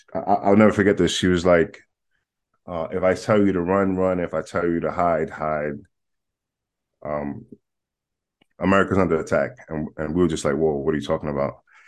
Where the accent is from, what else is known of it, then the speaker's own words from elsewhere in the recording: New York City, New York, United States; I am born and raised in Manhattan, in New York